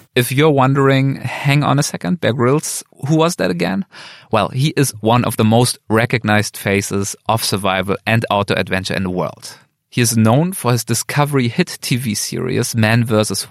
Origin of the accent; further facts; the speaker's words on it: Germany; moved away as an adult; now in Los Angeles, United States; probably my accent gives me away. So I am originally from Germany, um, but I've been here for two years now in the US